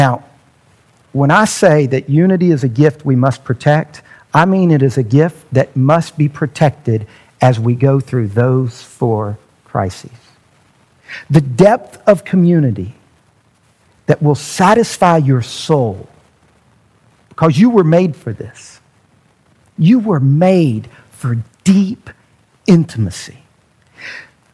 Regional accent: United States; being an American

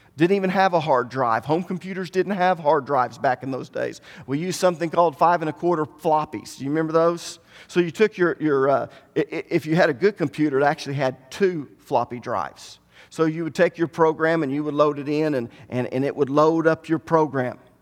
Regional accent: Tahlequah, Oklahoma, United States; The majority of us were born and raised in Cherokee County. We never even thought about leaving Tahlequah. We grew up here

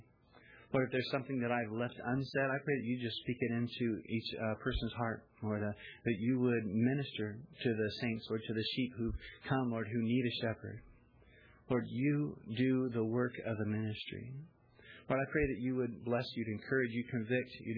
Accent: Missouri, United States; I'm from Missouri, right? The show me state

